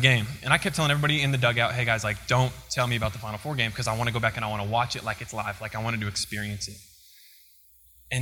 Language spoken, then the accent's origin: English; Colorado, United States; also born or lived in Kansas; now in Missouri, United States; I'm from Colorado, but my mom's family is from Kansas